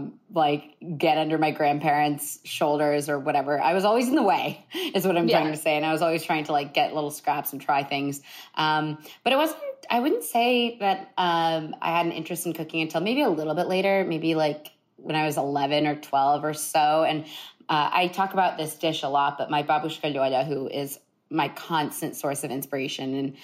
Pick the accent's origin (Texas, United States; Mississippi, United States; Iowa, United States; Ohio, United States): Ohio, United States; Columbus; growing up in Columbus, Ohio